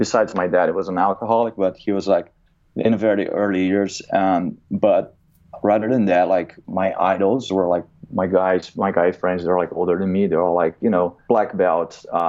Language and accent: English; Brazil; now in United States; I grew up in Brazil. I'm an immigrant in America